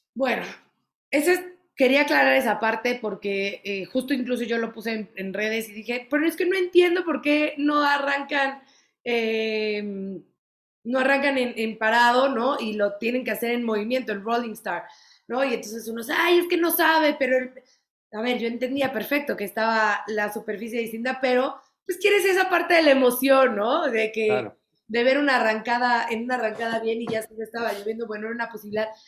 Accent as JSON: {"language": "Spanish", "country": "Mexico", "said": "como mexicana me llena de orgullo"}